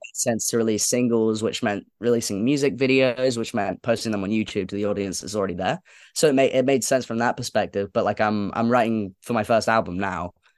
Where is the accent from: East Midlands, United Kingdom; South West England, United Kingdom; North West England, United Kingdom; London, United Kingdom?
London, United Kingdom; I grew up going to shows at Islington Academy